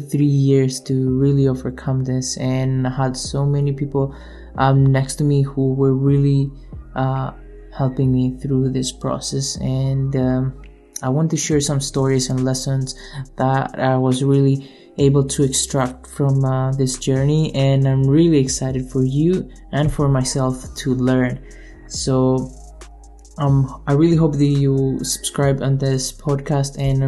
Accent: Greece; now in Canada; I was born and raised in Greece and I moved to Canada in 2014

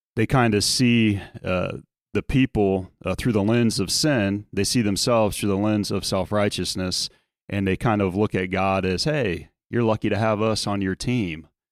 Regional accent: South Louisiana, United States; moved away; growing up in South Louisiana

